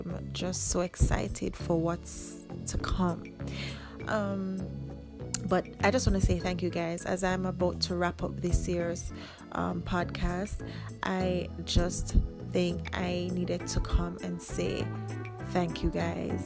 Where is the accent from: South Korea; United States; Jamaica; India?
Jamaica; I'm Jamaican